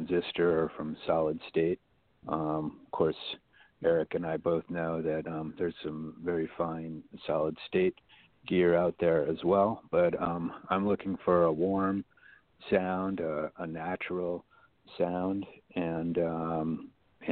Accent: Waukesha, Wisconsin, United States; moved away as an adult; now in Los Angeles, United States; I come from Wisconsin, in particular Waukesha, Wisconsin

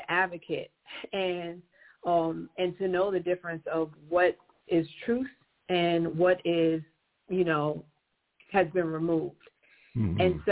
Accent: New York City, New York, United States; I am born and raised in Brooklyn

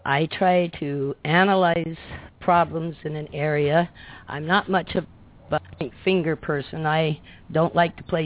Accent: Belize; also born or lived in Mexico; I was born in Mexico, raised here in Belize. I'm half American and half mestizo. Grew up here in Belize farming

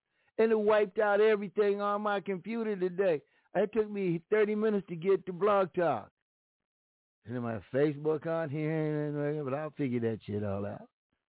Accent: Los Angeles, California, United States; born there; I'm proud to tell people I was born in Los Angeles.

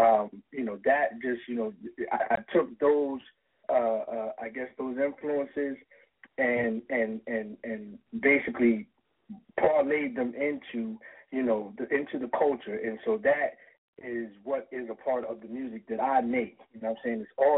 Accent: Philadelphia, Pennsylvania, United States; moved away; also born or lived in Buffalo, New York / New Orleans, Louisiana / Albany, New York / Wilmington, Delaware; I was born in Buffalo, New York, but I was raised in Philadelphia. You know, that's where, you know, I went to junior high and high school

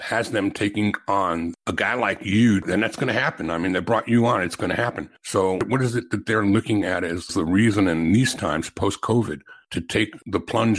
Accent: New York City, New York, United States; I grew up in Brighton Beach.

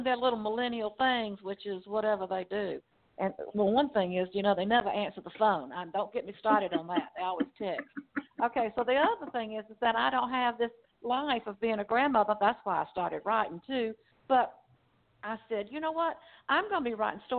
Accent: Rockdale County, Georgia, United States; accent: Southern Georgia; moved away as an adult; now in Newnan, United States; I grew up in Rockdale County over on the east side.

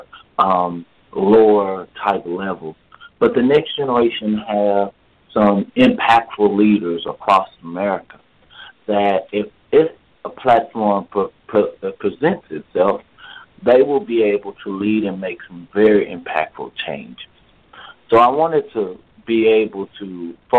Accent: Dallas, Texas, United States; I grew up in Oak Cliff, Texas

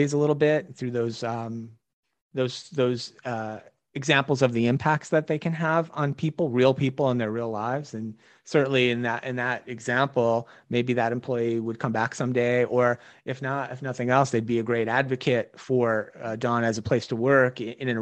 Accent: New Jersey, United States

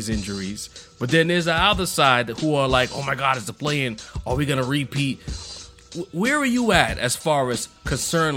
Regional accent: New York City, New York, United States; I'm from Brooklyn

